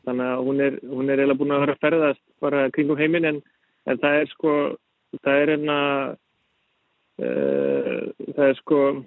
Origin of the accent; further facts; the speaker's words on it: Iceland; moved away as an adult; also born or lived in Denmark; ég er íslenskur, ólst upp á Íslandi